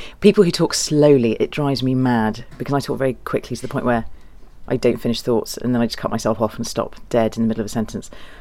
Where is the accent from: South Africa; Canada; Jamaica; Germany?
Germany; moved away; My dad's German. I was born in Germany, and so I have lots of relatives over there.